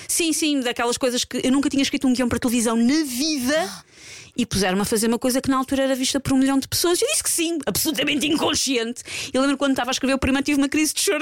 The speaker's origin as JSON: {"language": "Portuguese", "country": "Portugal", "said": "nós, às vezes, enquanto portugueses"}